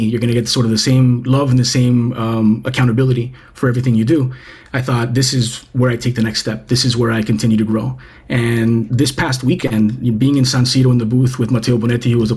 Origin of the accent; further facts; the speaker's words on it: Cuba; I was born in Cuba